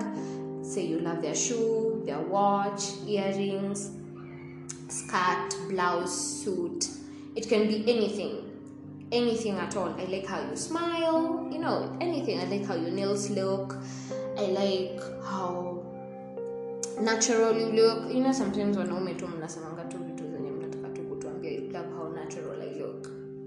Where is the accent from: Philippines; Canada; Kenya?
Kenya; Machakos, Machakos County; I come from Machakos, I'm 23 years old